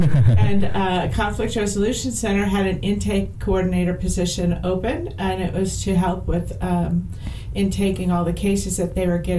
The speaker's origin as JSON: {"language": "English", "town": "St. Louis", "region": "Missouri", "country": "United States", "tie": "born or raised there", "said": "I was born and raised in St. Louis, North City, North County area. I left for a while. I came back."}